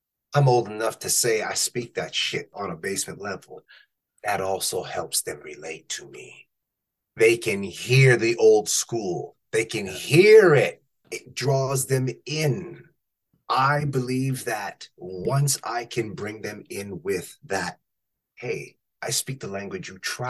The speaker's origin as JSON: {"language": "English", "country": "Canada", "said": "I am a north of 49. I'm not from the States."}